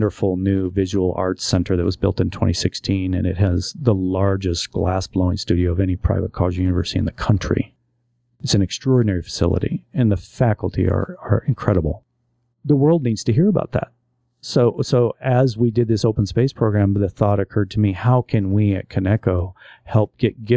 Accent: Grand Island, Nebraska, United States; moved away; also born or lived in Omaha / Council Bluffs / Hastings / Heidelberg, Germany; Grand Island, my hometown

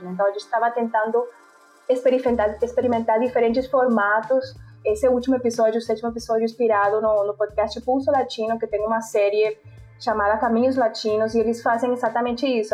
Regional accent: Montería, Córdoba, Colombia; Portuguese is a second language; moved away as an adult; also born or lived in Barranquilla; now in Brazil; foi a cidade onde eu nasci, onde eu cresci

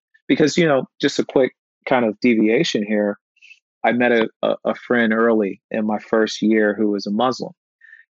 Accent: Midwest, United States; Growing up in the Midwest also meant that I would sometimes not be exposed to different cultures

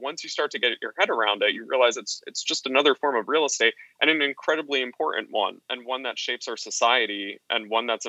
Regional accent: Hudson Valley, New York, United States; I grew up in the Hudson Valley in New York State

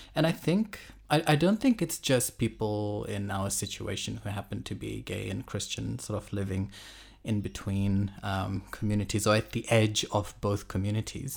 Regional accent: Fiji; moved away as an adult; also born or lived in Auckland, New Zealand / Tauranga, New Zealand / Brisbane, Australia; now in Sydney, Australia; I was born and I grew up in Fiji, um, until I was about, I think, eighteen, nineteen.

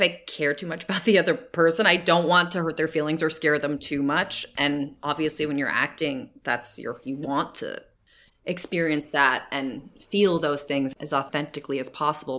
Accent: New Jersey, United States; now in California, United States; growing up in New Jersey

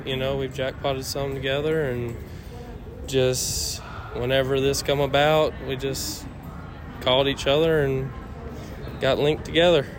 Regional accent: Meadville, Mississippi, United States; I'm from uh, Meadville, Mississippi

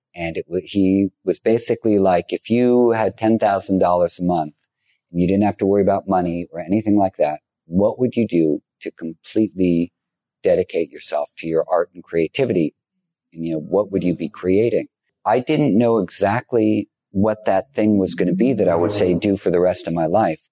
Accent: New York City, New York, United States; I grew up in Greenwich Village, not far from here

